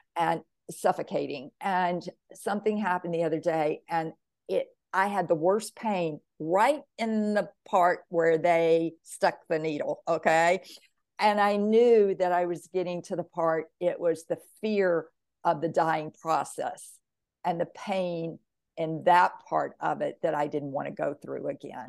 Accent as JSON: {"language": "English", "region": "Mississippi", "country": "United States", "tie": "born or raised there", "said": "growing up in Mississippi, all I knew about soul was soul food and soul music"}